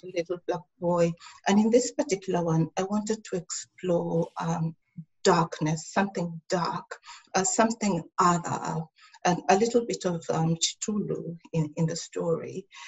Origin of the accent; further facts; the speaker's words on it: Tanzania; now in Melbourne, Australia; I also have my family in Africa, in Tanzania